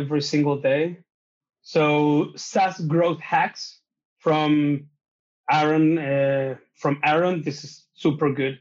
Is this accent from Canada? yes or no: no; Chile; English is a second language; also born or lived in New Zealand; I'm from Chile